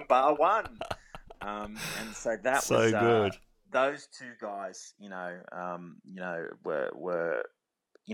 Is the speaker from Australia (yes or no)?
yes; Forbes, New South Wales, Australia; I grew up in Forbes.